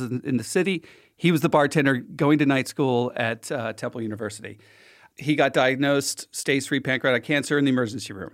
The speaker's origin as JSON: {"language": "English", "town": "Philadelphia", "region": "Pennsylvania", "country": "United States", "said": "I'm from Philly"}